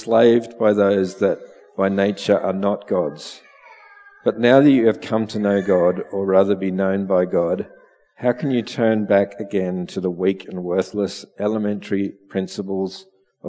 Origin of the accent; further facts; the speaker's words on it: Melbourne, Victoria, Australia; now in Bendigo, Australia; I grew up in Melbourne, although I would have liked to have grown up in the country